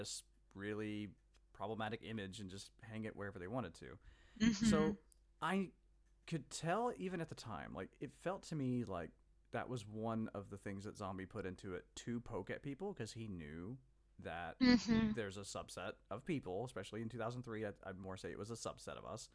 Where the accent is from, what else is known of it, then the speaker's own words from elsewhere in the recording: Mississippi, United States; I grew up in the South, so the Confederate flag is an image that I've seen way too much of. I grew up in Mississippi